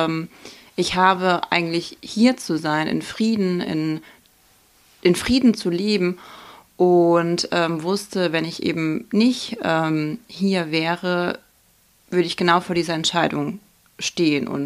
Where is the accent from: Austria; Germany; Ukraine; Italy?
Ukraine; Starokostiantyniv, Khmelnytskyi Oblast; Chmielnicka auf Ukrainisch, auf Russisch nennt man das eigentlich Helnitskaya, aber ähm, genau, und da komme ich her und aus der Stadt Starokonstantinev.